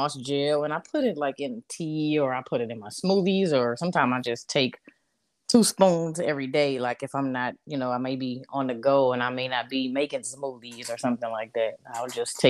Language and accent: English; Louisiana, United States; now in South Carolina, United States; I'm from Louisiana, but I reside in South Carolina.